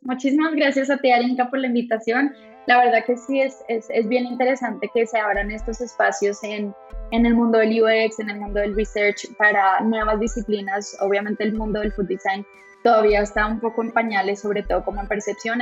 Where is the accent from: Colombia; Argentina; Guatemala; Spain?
Colombia; moved away as an adult; also born or lived in France; now in Monterrey, Mexico; yo estaba en Francia, yo no estaba en Colombia, entonces llegué de Francia a México